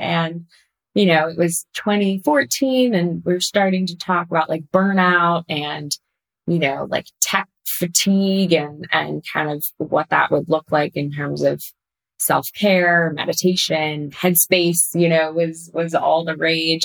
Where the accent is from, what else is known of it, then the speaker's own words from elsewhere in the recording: Pasadena, California, United States; moved away as an adult; now in New York, United States; I grew up in Pasadena in Southern California, and then I came out to New York for undergrad